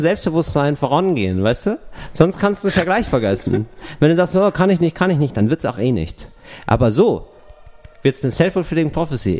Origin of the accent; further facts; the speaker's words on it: West Germany, Germany; ich war ein Wessi